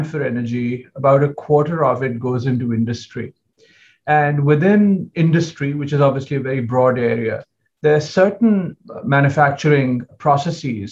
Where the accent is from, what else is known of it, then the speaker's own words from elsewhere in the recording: United States; as an American